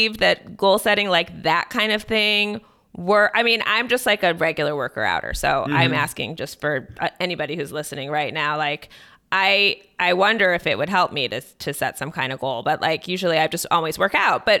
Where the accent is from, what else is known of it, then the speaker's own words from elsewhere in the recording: Cleveland, Ohio, United States; I'm from Cleveland